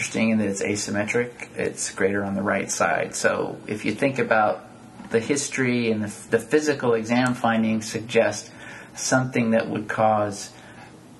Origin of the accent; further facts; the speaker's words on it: San Jose, California, United States; moved away as an adult; also born or lived in San Antonio, Texas / Davis, California; I grew up in San Jose, California